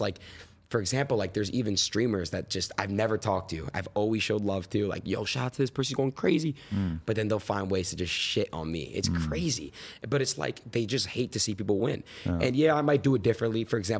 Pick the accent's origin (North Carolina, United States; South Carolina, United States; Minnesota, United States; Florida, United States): Florida, United States; born there; also born or lived in New York / California; I was born in Florida, moved to New York, moved to Cali, moved back to New York, moved back to Cali.